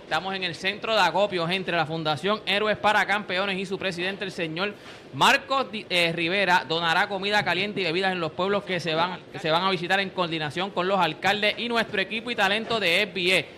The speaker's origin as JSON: {"language": "Spanish", "country": "Puerto Rico", "said": "cómo somos nosotros los puertorriqueños, cómo somos nosotros los boricos"}